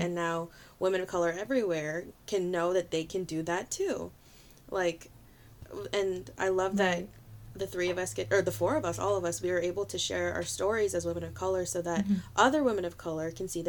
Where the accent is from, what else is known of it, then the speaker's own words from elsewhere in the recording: Philippines; I can't hide that I'm Filipina. You look at me and you, hopefully you see Filipina, you know what I mean?